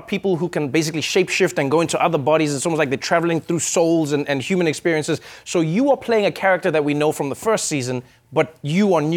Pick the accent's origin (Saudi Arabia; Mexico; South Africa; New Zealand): South Africa; as a South African